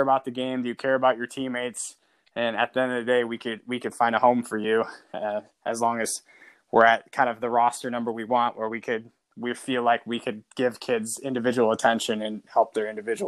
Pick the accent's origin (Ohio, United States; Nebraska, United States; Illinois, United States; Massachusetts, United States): Ohio, United States; because I do think growing up in Northwest Ohio, like, you have a lot of those intangibles.